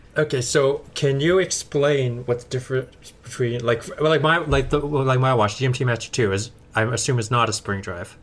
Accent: Edmonton, Alberta, Canada; moved away as an adult; now in California, United States; I was born and raised in Canada uh, in a little town called Edmonton, Alberta

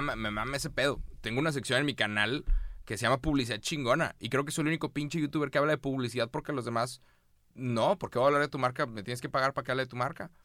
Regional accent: Mexico; soy de México

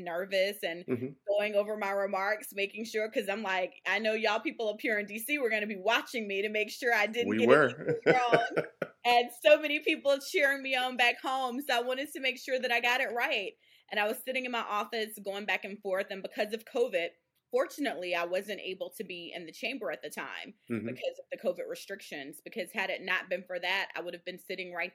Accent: Georgia, United States; my home state of Georgia

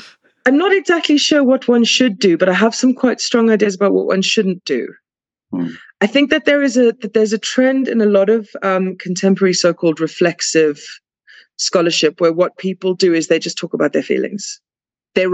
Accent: South Africa; because I'm South African

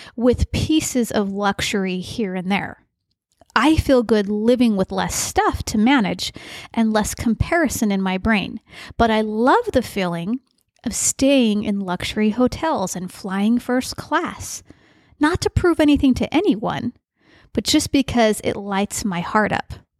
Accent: St. George, Utah, United States; I grew up in Saint George, Utah

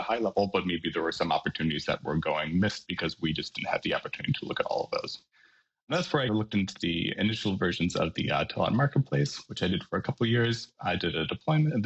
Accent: West Michigan, United States; moved away as an adult; I'm originally from West Michigan over on the original West Coast

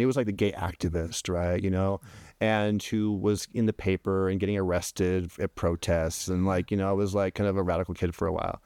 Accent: Oregon, United States; moved away; I grew up in Oregon

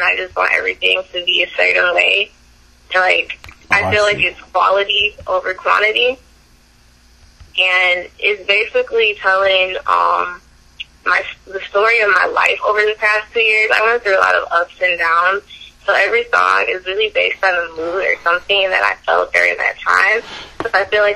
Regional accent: Wisconsin, United States; I moved back out to my hometown in Wisconsin

